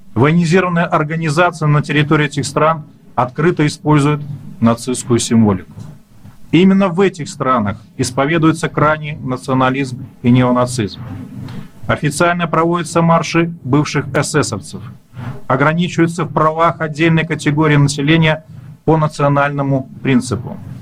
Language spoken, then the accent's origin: Russian; native village near Mozyr, Gomel Region, Belarus; moved away; здесь в родной деревне